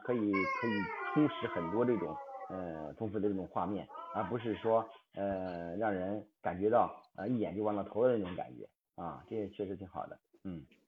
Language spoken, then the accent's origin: Chinese; Hebei, China; 我是河北